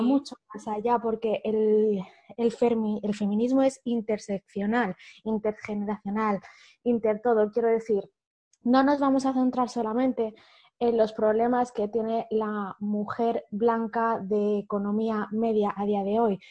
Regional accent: Humanes de Madrid, Community of Madrid, Spain; soy de Madrid eh, he vivido toda la vida en un pueblo muy chiquitito del sur de Madrid que se llama Humanes

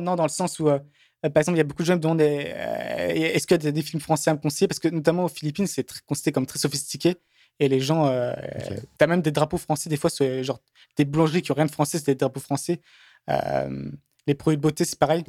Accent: France; moved away; j'ai beaucoup, beaucoup, de chance d'être né en France

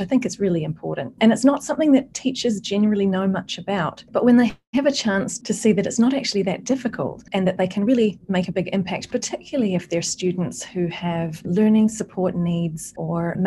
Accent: New Zealand; moved away; I'm originally from New Zealand

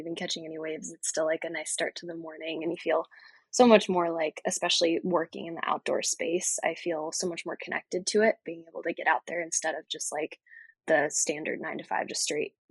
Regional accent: East Coast, United States; And so it's been really cool to like access different sports that I really was not familiar with growing up on the East Coast.

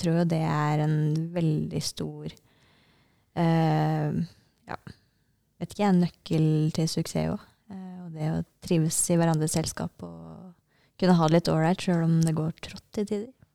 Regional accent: Norway; her hjemme i Norge

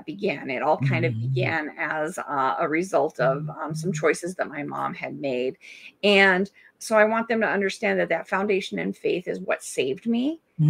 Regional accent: Germany; born there; And so when I was born in Germany, my dad wanted to name me Berlin.

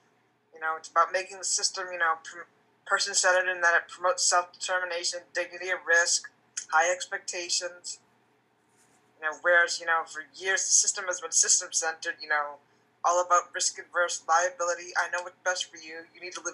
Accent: Vermont, United States; moved away as an adult; now in Silver Spring, United States; I'm originally from Vermont. I moved to the D.C. region August 2016.

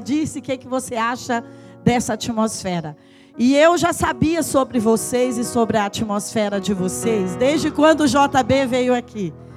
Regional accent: Patos de Minas, Minas Gerais, Brazil; moved away; also born or lived in João Pinheiro, Brazil; eu nasci em Patos de Minas, eu morei em João Pinheiro, as nossas fazendas eram aqui perto de João Pinheiro

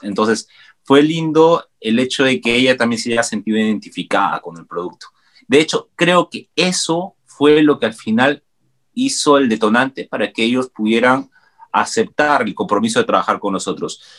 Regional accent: Peru; nosotros ya hemos visto como peruanos los tejidos andinos

